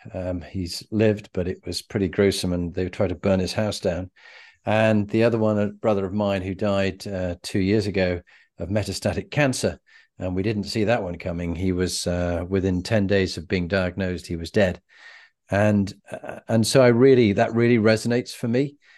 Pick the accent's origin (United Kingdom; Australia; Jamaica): United Kingdom; England